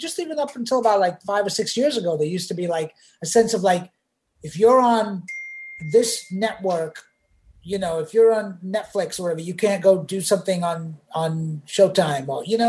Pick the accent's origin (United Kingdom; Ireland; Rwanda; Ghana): United Kingdom; England; now in United States; and I grew up in England, so we didn't watch MASH.